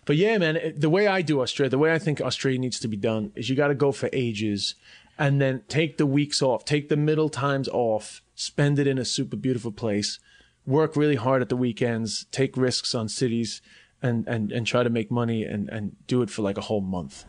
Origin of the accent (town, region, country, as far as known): New York, United States; born or raised there; accent: New York; moved away; also born or lived in Ireland / China